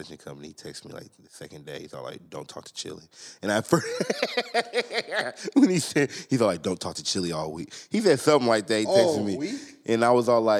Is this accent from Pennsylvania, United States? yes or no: no; Ontario, California, United States; moved away as an adult; also born or lived in Los Angeles County, California; now in Los Angeles, United States; I'm born in LA County, but I'm not from LA. I'm from Ontario.